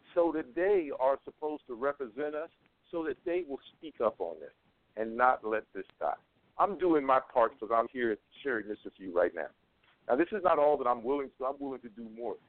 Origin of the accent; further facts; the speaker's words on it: North Carolina, United States; North Carolina, just that's my home state